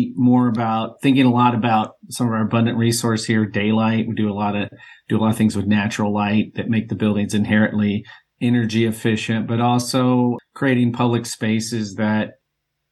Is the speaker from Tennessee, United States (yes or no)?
yes; Tennessee, United States; moved away as an adult; also born or lived in Ann Arbor, Michigan / Chicago, Illinois; now in Las Vegas, United States; I grew up in Tennessee, went to college in Michigan, Ann Arbor for 6 years, moved to Chicago